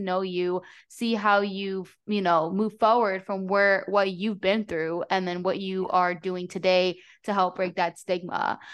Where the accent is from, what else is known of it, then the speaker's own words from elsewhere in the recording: New Jersey, United States; now in Florida, United States; when I grew up in New Jersey